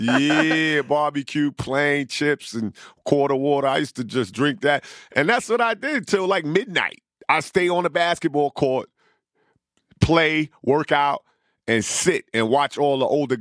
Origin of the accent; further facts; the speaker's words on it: New York City, New York, United States; accent: New York; I grew up, from 1 to 9, I grew up in South Jamaica, Queens. And then I left and I moved to Lefrak City.